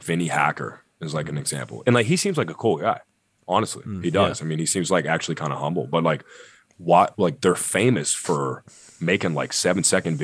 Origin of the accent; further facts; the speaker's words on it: Pittsburgh, Pennsylvania, United States; I'm from Pittsburgh